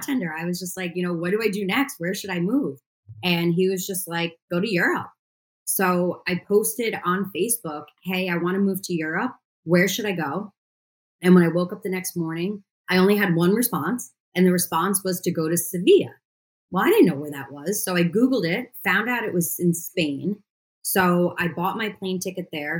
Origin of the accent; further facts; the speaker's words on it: New York City, New York, United States; As a New Yorker, I am very happy that I actually have green space where I live